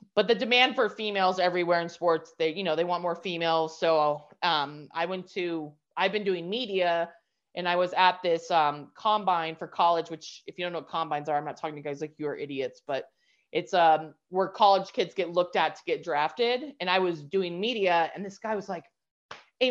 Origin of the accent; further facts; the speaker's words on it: New Mexico, United States; moved away as an adult; also born or lived in New York; I was in New York the last 13 years, had to move back to my hometown of New Mexico.